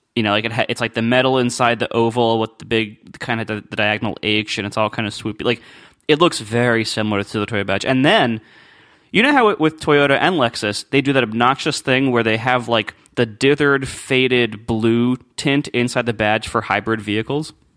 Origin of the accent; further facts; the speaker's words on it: Columbus, United States; I did all, like, car dealership stuff when I was growing up in Columbus.